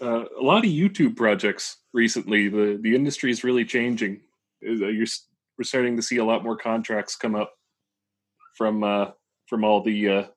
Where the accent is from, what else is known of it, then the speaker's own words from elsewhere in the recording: New Brunswick, Canada; now in Halifax, Canada; New Brunswick. I didn't move that far.